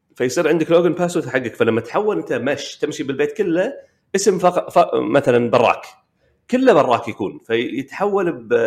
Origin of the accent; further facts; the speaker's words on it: Kuwait; عندنا بالكويت